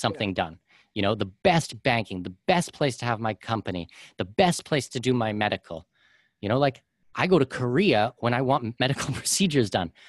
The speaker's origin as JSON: {"language": "English", "country": "Canada", "moved": "yes", "said": "I'm a Canadian and our taxes are ridiculous there."}